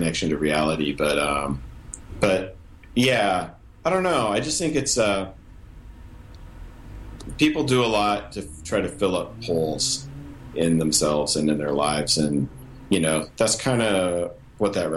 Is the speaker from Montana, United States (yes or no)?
yes; Montana, United States; we grew up in Montana, and the band started in Montana